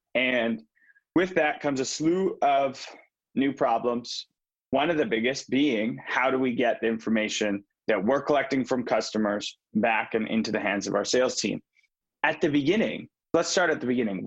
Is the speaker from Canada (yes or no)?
yes; Vancouver, British Columbia, Canada; I'm from Vancouver.